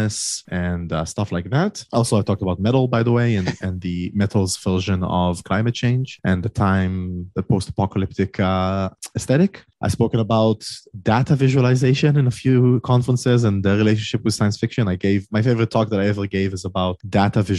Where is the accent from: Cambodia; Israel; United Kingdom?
Israel; I'm from Israel, all the way in the Middle East